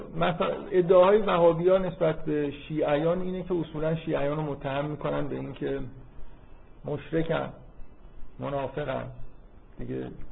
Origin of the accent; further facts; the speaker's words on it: Iran; از من میپرسن که تو مال کجایی ایران